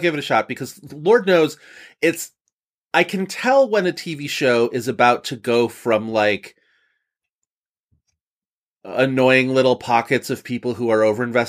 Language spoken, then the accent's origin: English; Buffalo, New York, United States; accent: Buffalo; moved away; my Buffalo comes out in my vowels. My Buffalo comes out in the times when I sound like I'm from Chicago a little bit, where it's like I'll hit those flat A's.